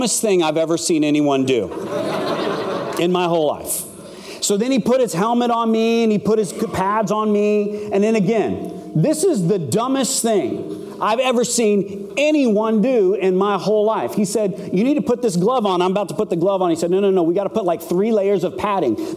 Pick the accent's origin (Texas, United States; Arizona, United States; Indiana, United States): Arizona, United States; Phoenix; I'm from Phoenix, Arizona